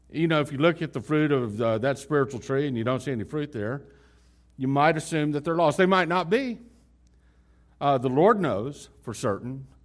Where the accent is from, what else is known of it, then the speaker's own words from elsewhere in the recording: Dallas, Texas, United States; also born or lived in Houston / Lubbock; I grew up in the city. Lubbock is the smallest city I ever grew up in. You know, we moved from Houston to Lubbock and to, then to Dallas, Fort Worth.